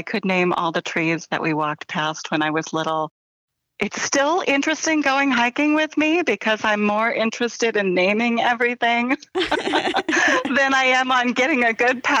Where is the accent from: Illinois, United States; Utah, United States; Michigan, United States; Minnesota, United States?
Illinois, United States; central and southern; also born or lived in Bend, Oregon / Hillsboro, Illinois / Carbondale, Illinois; then my mom moved me back to Illinois when I was just a baby. So I was mostly raised in Illinois, in central and southern Illinois.